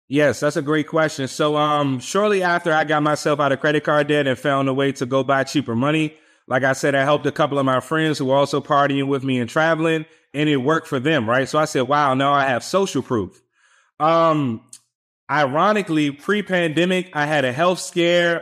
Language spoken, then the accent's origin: English; Washington, District of Columbia, United States; also born or lived in Richmond, Virginia; I'm born and raised in Washington, D C.